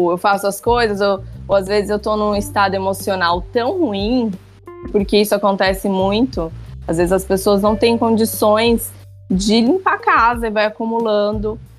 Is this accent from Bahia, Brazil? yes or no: no; São Paulo, Brazil; now in Jericoacoara, Brazil; eu saí de São Paulo, a 2.500 quilômetros, estou aqui em Jericoacoara.